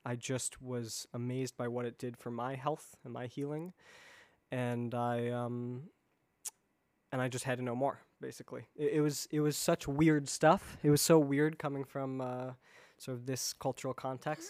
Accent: Chicago, Illinois, United States; moved away as an adult; also born or lived in East Coast; I grew up in the Chicago area, and, um, and then have sort of been moving around the East Coast the last ten, fifteen years

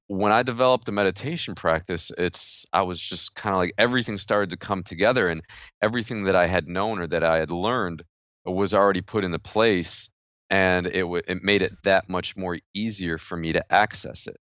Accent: New York, United States; I'm from New York

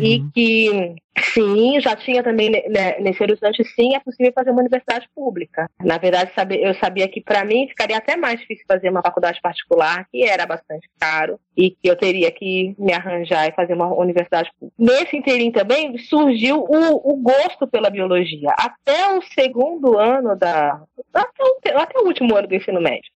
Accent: São Paulo, Brazil; moved away as an adult; also born or lived in Teodoro Sampaio / Capão Bonito; ali da periferia de São Paulo, da zona sul de São Paulo, uma região periférica. Cresci ali, passei minha infância em São Paulo

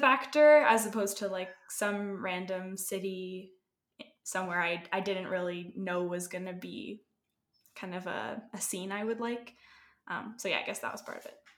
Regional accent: Canada; now in Colorado, United States; I'm originally from Canada.

